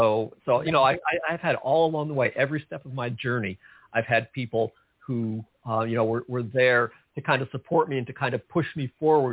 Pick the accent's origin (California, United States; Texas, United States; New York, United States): New York, United States; outside of New York City, United States; I grew up outside of New York City, and I listened to all those great New York DJs growing up.